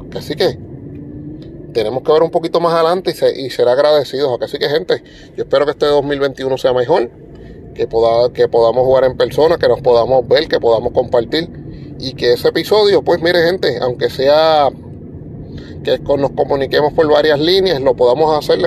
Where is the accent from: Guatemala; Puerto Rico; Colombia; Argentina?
Puerto Rico; nosotros somos parte de los Estados Unidos, pero no somos continentales